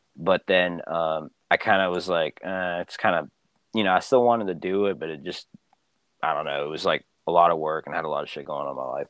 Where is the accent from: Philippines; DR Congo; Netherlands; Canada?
Philippines; where I'm from. but you know, the Philippines